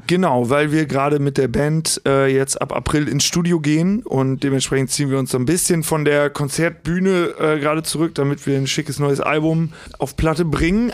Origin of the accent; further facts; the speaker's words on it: Hagen am Teutoburger Wald, Lower Saxony, Germany; bin gebürtiger Osnabrücker oder aus dem Osnabrücker Land. Der Ort heißt äh, Hagen am Teutoburger Wald